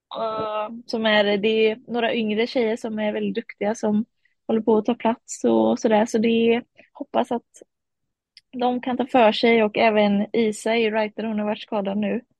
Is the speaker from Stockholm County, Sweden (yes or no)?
no; Varberg, Halland County, Sweden; Ja, min familj är från eh, Kumla. Eh, men jag är född och uppvuxen i Varberg